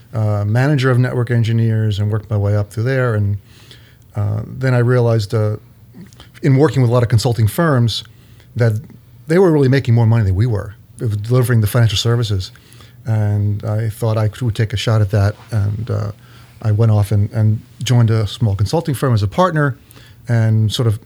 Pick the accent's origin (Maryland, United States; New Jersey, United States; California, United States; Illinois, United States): New Jersey, United States; near Philadelphia; now in East Brunswick, United States; I grew up in New Jersey. Down by Philadelphia